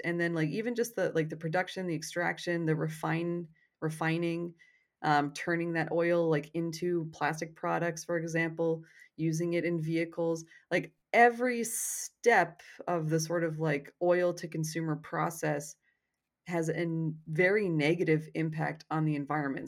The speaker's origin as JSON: {"language": "English", "country": "Canada", "said": "cuz I'm Canadian"}